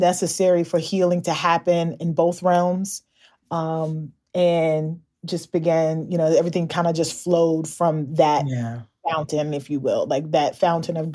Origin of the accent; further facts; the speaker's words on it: Louisville, Kentucky, United States; my hometown of Louisville, Kentucky